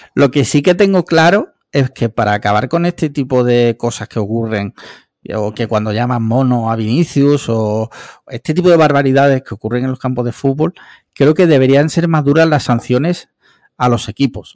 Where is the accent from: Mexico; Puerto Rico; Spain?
Spain; Andalusia; Lo fui de chico porque en Andalucía de pequeño yo creo que todos hemos sido cofrades